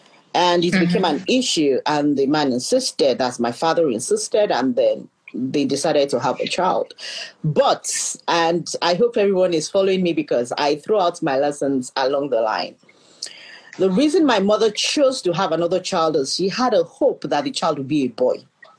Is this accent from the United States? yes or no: no; Nairobi, Kenya; I pride myself being an African because I was born in the East and I grew up in the West. So I was born in Nairobi, Kenya. My father was a diplomat.